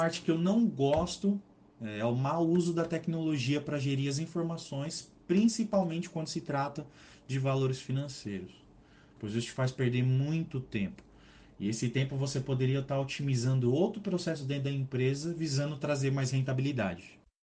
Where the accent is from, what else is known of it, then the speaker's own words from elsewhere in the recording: São Paulo, Brazil; sou natural aqui do estado de São Paulo